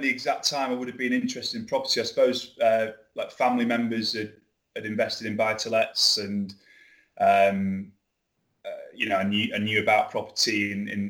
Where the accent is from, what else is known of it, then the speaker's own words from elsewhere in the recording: Fylde Coast, Lancashire, North West England, United Kingdom; accent: Lancashire; moved away as an adult; also born or lived in London; as you can probably tell from my accent, Lancashire lad, originally grew up on a place called the Fylde Coast, moved down to London after university